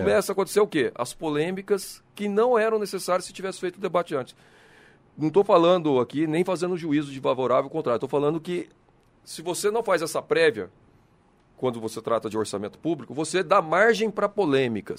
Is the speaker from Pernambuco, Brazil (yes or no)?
no; São José dos Campos, São Paulo, Brazil; Eu sou nascido em São José, sou filho de mineiro, mas nascido em São José.